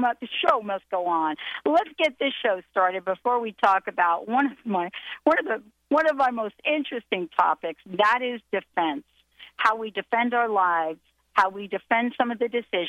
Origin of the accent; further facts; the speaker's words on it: New Jersey, United States; the state of New Jersey, my hometown